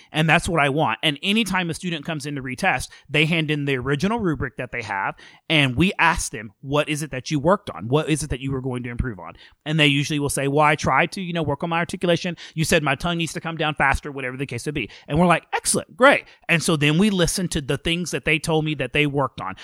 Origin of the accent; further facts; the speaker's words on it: McGregor, Texas, United States; now in Cedar Park, United States; I grew up in McGregor, Texas, which is a small um, city or town, excuse me, outside of Waco, Texas